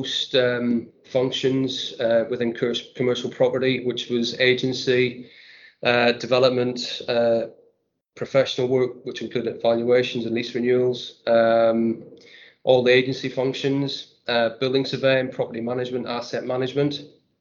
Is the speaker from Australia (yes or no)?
no; Northern Ireland, United Kingdom; also born or lived in Newcastle upon Tyne / London; now in North East England, United Kingdom; I'm originally from Northern Ireland